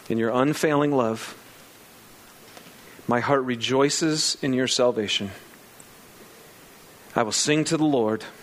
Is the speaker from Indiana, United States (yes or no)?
no; Lapeer, Michigan, United States; I grew up out in Lapeer, Michigan, on seven acres out in the country. And um, lots of land. It was awesome.